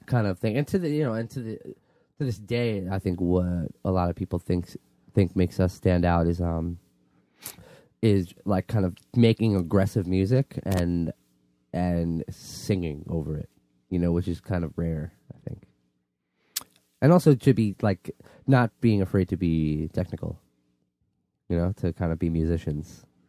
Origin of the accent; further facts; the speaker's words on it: New York City, New York, United States; I'm from Queen, I'm from Queens